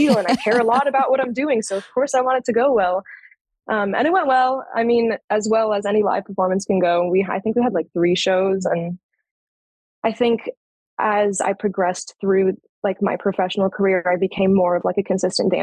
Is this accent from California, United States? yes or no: yes; Orange County, California, United States; moved away as an adult; now in San Diego, United States; San Diego is where I live now. I'm originally from Orange County